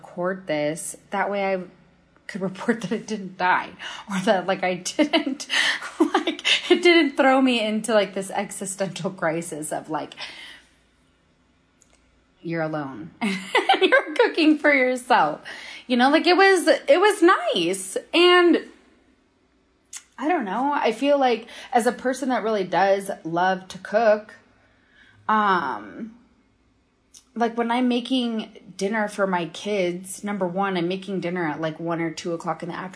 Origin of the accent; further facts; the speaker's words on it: Minnesota, United States; now in Denver, United States; growing up in Minnesota